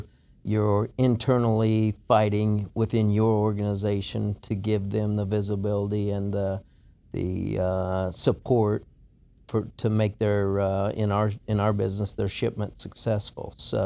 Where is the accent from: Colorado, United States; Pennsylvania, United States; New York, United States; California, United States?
Colorado, United States; moved away as an adult; also born or lived in Omaha, Nebraska; now in Houston, United States; I grew up in Colorado.